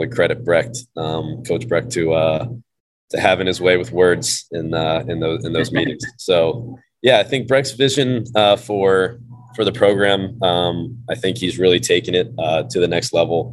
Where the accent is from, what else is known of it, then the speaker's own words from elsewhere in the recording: the South, United States; moved away as an adult; I'm from the South. So a lot of my friends in high school did go to like bigger SEC type schools